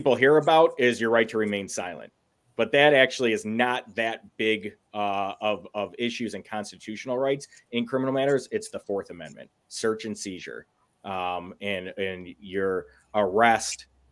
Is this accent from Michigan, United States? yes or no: yes; West Bloomfield, Michigan, United States; now in Commerce Township, United States; I grew up, I'm from West Bloomfield is where I grew up